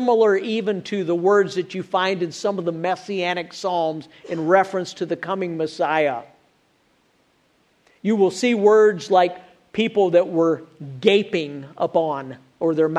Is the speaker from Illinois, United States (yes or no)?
yes; Illinois, United States; now in Alabama, United States; I grew up in Illinois, where there are supposed to be four seasons. Now I live in Alabama